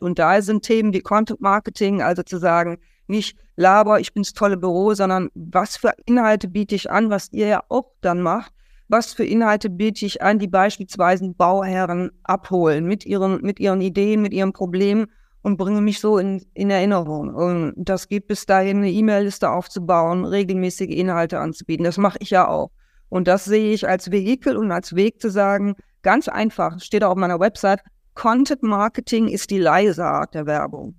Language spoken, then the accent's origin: German; Germany; als Deutscher